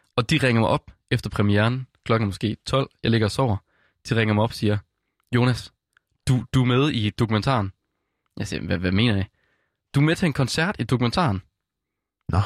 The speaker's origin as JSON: {"language": "Danish", "area": "West Jutland", "region": "Central Denmark Region", "country": "Denmark", "said": "jeg kommer fra Vestjylland af"}